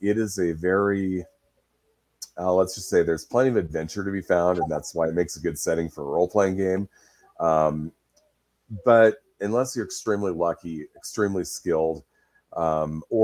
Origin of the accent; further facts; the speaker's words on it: Pacific Northwest, United States; Pacific Northwest on that one, which is where I live, so I've blown up my hometown and surrounding area.